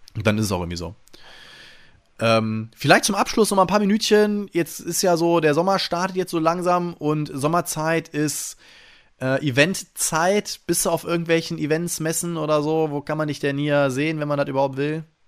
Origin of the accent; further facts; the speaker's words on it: Friedrichshafen, Baden-Württemberg, Germany; moved away; genau in Friedrichshafen, da bin ich nämlich geboren. Da komme ich ganz ursprünglich von weg